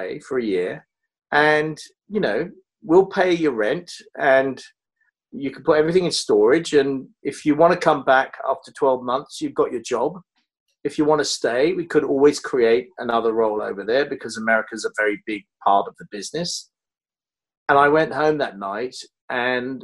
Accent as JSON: {"language": "English", "country": "United Kingdom", "also_born_or_lived": "London", "moved": "as an adult", "lives_now": "Los Angeles, United States", "said": "I'm fiercely British"}